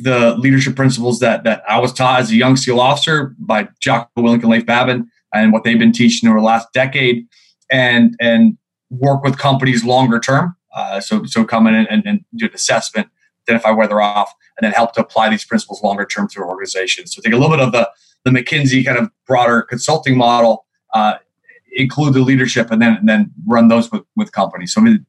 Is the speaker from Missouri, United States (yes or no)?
no; Seattle, Washington, United States; also born or lived in New York; Sure. Well, I'm from Seattle, Washington, originally. Navy brat. My dad was in the Navy for 24 years. I come from a big family.